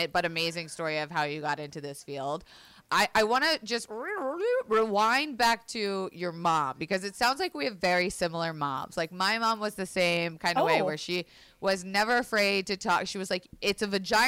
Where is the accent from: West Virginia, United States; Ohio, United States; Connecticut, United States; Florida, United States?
Florida, United States; I grew up in Florida, which was a very religious